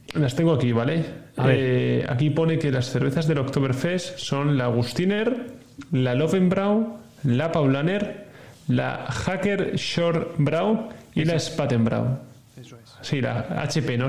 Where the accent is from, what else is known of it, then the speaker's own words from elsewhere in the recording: Castile, Spain; moved away; also born or lived in Catalonia; los que somos de Castilla